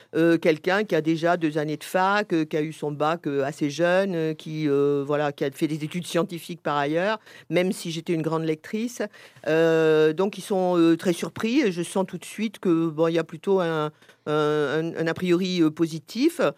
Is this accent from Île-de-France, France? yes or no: yes; Paris, Île-de-France, France; je suis parisienne